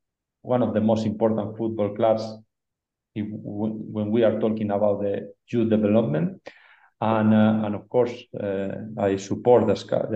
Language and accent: English; Barakaldo, Basque Country, Spain; English is a second language; moved away as an adult; now in Ecuador; I born in Baracaldo. Baracaldo is really close to Bilbao. I spent all my childhood in the Basque country.